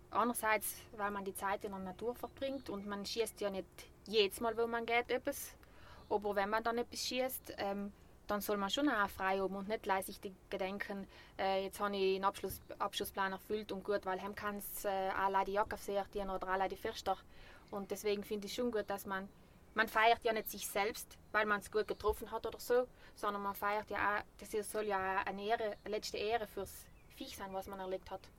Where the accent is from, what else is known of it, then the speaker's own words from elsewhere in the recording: Bavaria, Germany; weil ich bin ja Bayerin